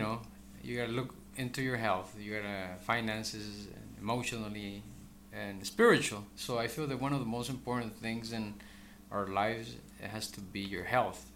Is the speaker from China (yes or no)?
no; El Salvador; now in Bakersfield, United States; I'm originally from El Salvador. I migrated here, you know, around uh, 1989